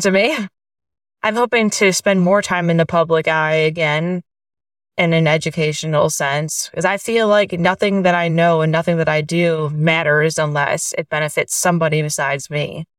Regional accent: east side of the Great Lakes, United States; moved away as an adult; also born or lived in West Virginia / Missouri; now in Oklahoma, United States; I grew up in the Great Lakes area, and I, whenever I say that, people think, and I mean Wisconsin or Minnesota, but really the east side of the Great Lakes

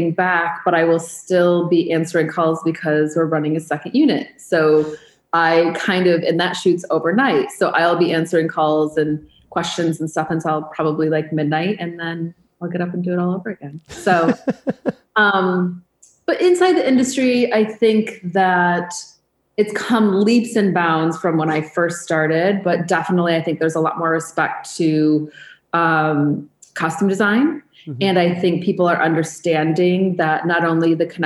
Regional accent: Michigan, United States; moved away as an adult; also born or lived in New York; I grew up in Michigan

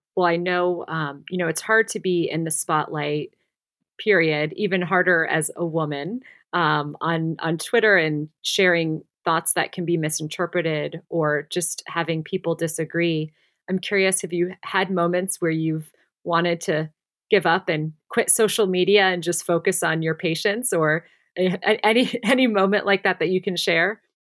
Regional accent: Midwest, United States; I'm also from the Midwest

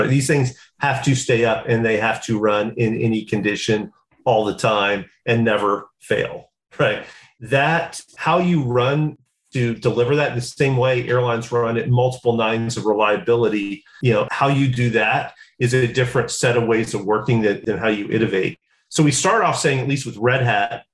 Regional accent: South Georgia, United States; I'm from South Georgia.

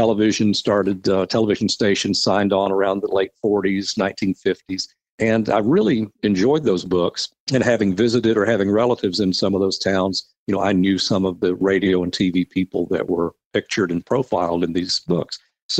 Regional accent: Chattanooga, Tennessee, United States; growing up in the Chattanooga area, I was familiar with the radio stations and a lot of the DJs.

